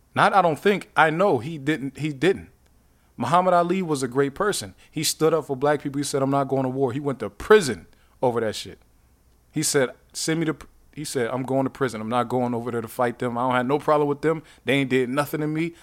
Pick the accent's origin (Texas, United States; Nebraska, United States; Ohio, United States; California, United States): Ohio, United States; Youngstown; I'm from Youngstown